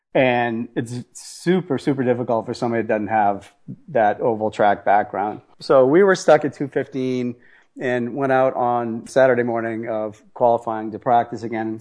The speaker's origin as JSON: {"language": "English", "town": "Boston", "region": "Massachusetts", "country": "United States", "said": "I'm an Italian from Boston"}